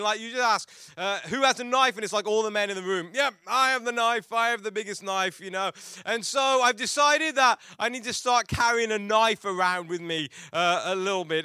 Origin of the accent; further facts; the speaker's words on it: England, United Kingdom; growing up in England